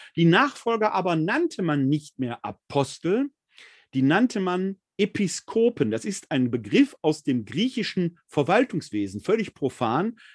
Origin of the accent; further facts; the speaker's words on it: Ruhr area, North Rhine-Westphalia, Germany; ein Kind des Ruhrgebietes